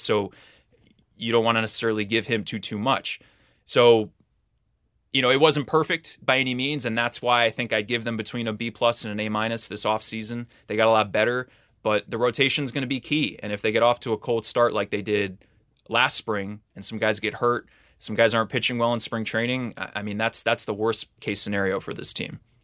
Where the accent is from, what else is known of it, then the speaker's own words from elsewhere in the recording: New York City, New York, United States; I was growing up in New York City